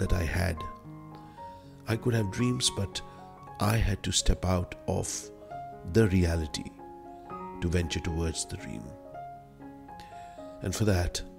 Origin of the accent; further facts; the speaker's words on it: Delhi, India; So I was born in Delhi. I initially lived in Karol Bagh, then moved to Lakshminagar, which was across the Yamuna